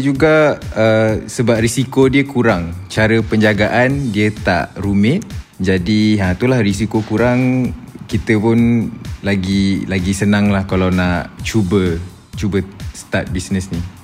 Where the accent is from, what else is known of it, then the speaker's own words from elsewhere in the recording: Shah Alam, Selangor, Malaysia; Saya asal dari Shah Alam sama dengan semua founder Brutani juga.